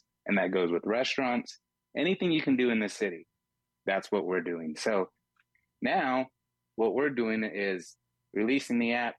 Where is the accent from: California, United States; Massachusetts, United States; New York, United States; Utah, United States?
California, United States; Fresno; moved away as an adult; now in Las Vegas, United States; originally born and raised in Fresno, California.